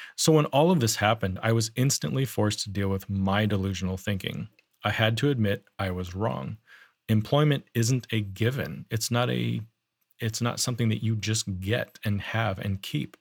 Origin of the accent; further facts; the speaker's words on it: Powell, Wyoming, United States; I grew up in Powell, Wyoming